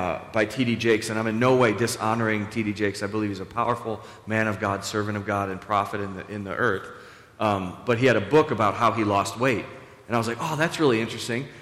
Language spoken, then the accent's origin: English; Buffalo, New York, United States; we're all from Buffalo and we're all very humble people